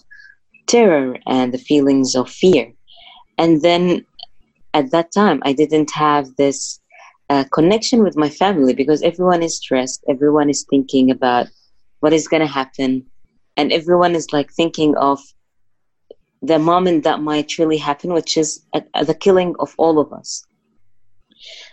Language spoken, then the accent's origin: English; Gaza Strip, Palestine; I grew up in the Gaza Strip. It's in Palestine